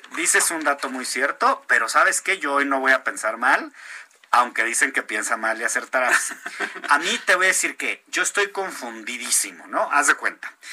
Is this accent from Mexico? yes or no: yes; Mexico; quiénes somos los mexicanos